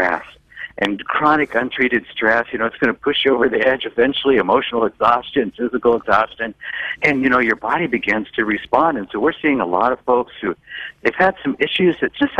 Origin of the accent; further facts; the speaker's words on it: Seattle, Washington, United States; I'm from Seattle